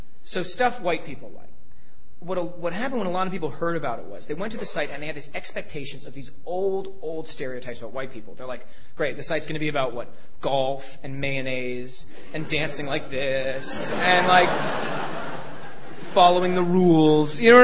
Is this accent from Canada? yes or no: yes; Toronto, Ontario, Canada; moved away as an adult; also born or lived in United States; growing up in Toronto, Canada